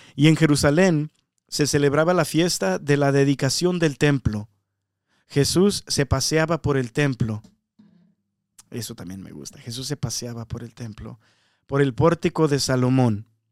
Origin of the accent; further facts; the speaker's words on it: Mexico; now in United States; yo soy mexicano